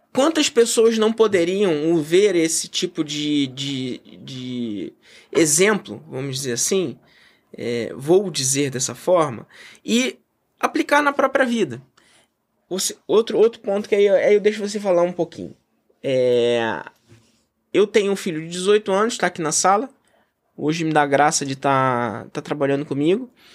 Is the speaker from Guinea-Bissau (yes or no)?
no; Brazil; eu sou brasileiro, patriota, é, amo o meu país